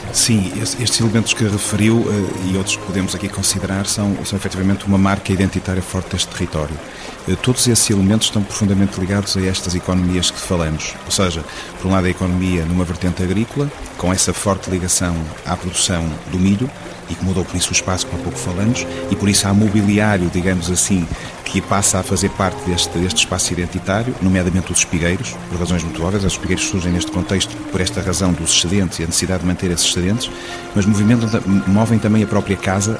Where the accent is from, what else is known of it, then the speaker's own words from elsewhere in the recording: Porto, Norte, Portugal; moved away as an adult; now in Sistelo, Portugal; eu sou do Porto e vim viver para cá há 20 anos